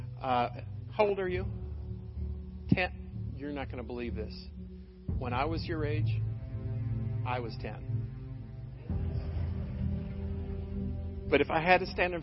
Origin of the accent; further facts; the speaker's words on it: Michigan City, Indiana, United States; I grew up in Michigan City, up in LaPorte County.